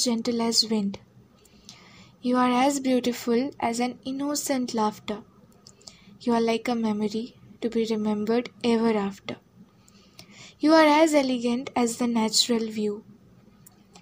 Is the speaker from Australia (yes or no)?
no; Jalpaiguri, West Bengal, India; from Jalpaiguri West Bengal